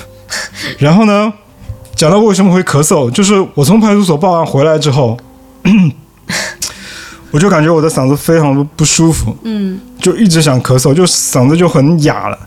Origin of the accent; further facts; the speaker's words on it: Fuzhou, Fujian, China; now in Shanghai, China; 我是福州人